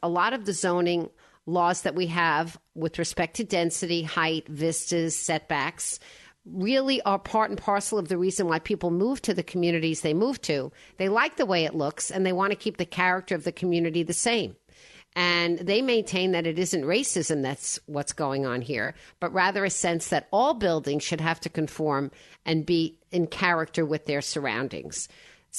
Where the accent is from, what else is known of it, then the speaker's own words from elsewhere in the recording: Woodmere, New York, United States; I'm from Woodmere